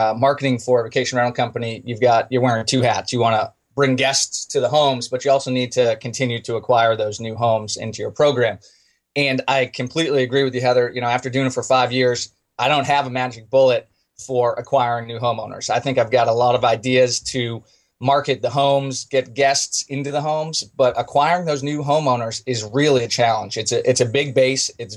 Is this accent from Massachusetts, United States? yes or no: yes; outside of Boston, Massachusetts, United States; moved away as an adult; also born or lived in Charlotte, North Carolina; now in Outer Banks, United States; I grew up outside of Boston, graduated from UMass